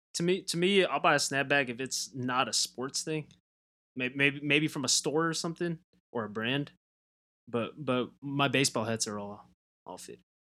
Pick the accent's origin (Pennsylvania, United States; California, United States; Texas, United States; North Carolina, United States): California, United States; Southern; I'm from Southern California.